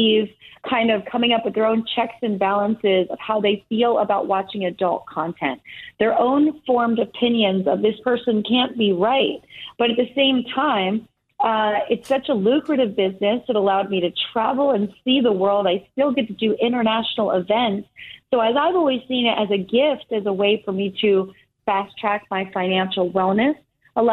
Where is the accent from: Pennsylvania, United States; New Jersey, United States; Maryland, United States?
Pennsylvania, United States; Easton; moved away as an adult; also born or lived in California; I grew up in Easton, Pennsylvania. I went to Easton High School